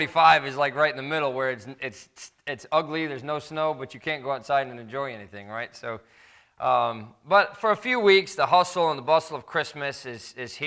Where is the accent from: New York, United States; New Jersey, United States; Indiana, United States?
Indiana, United States; moved away; we have fond memories of growing up in Indiana, overlooking mounds of lake effect snow